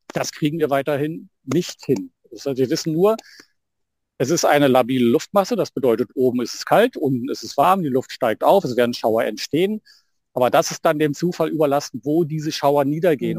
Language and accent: German; Brandenburg, Germany; bei uns in Brandenburg